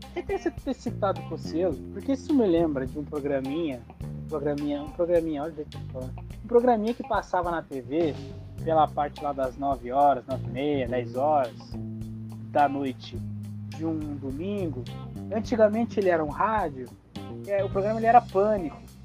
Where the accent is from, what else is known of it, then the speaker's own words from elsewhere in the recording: Brazil; nós, como brasileiros